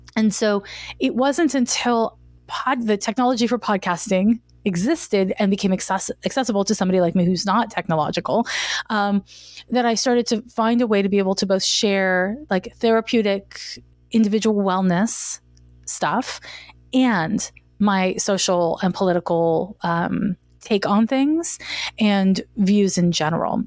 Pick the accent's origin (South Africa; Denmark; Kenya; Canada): Canada; Montreal, Quebec; moved away as an adult; now in San Francisco, United States; I'm from Montreal, Quebec, and I moved to San Francisco in nineteen ninety-four